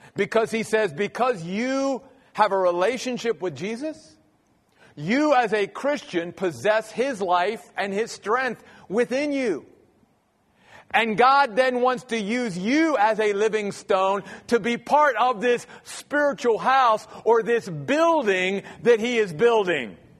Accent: Maryland, United States; moved away as an adult; grew up in the Church of the Brethren back in Maryland, where I'm from

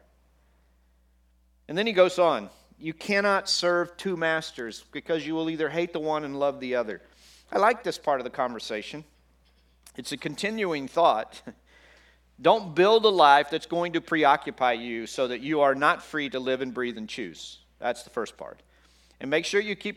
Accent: Texas, United States; I grew up in Texas

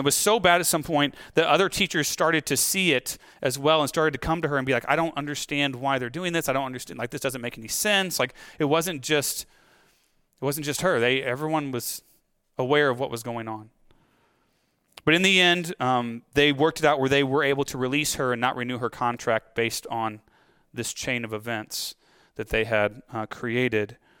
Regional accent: United States; as American Christians

